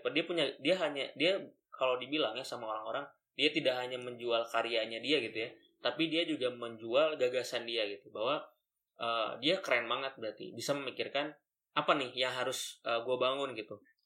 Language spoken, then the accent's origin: Indonesian; Bandung, West Java, Indonesia; saya dari SMA 5 Bandung